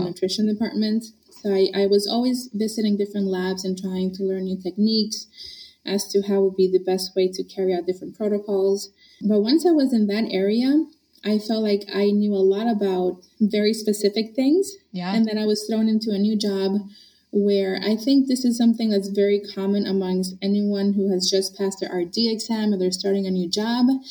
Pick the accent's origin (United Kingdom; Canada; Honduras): Honduras; also born or lived in Boston area, United States; now in Boston, United States; I grew up in Honduras, Central